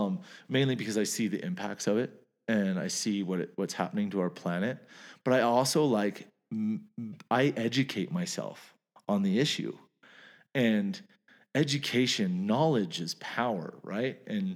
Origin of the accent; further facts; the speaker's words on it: Canada; I'm Canadian.